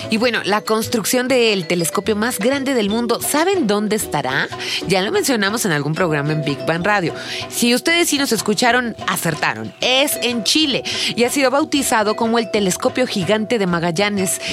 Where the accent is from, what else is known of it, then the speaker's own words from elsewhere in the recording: Mexico; nosotros como turistas mexicanos, ¿no? Que no somos de Chiapas